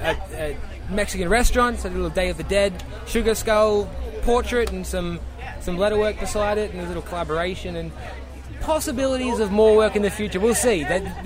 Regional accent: Australia; Oh, no, bro.

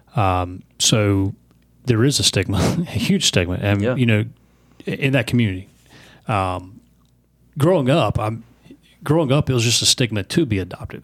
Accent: the South, United States; I grew up here in the South

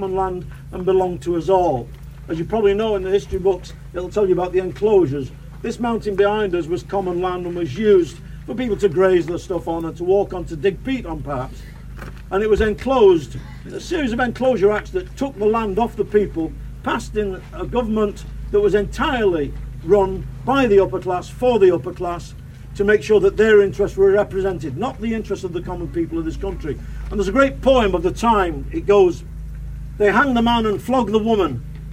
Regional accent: Manchester, North West England, United Kingdom; as a kid, a young fella growing up in Manchester

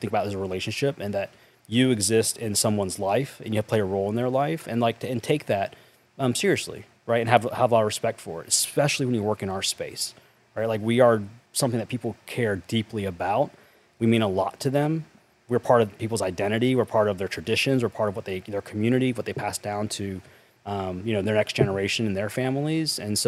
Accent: North Carolina, United States; I grew up in North Carolina in a small town.

